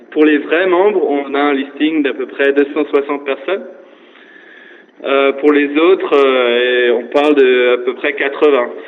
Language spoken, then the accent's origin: French; Alsace, Grand Est, France; now in New York, United States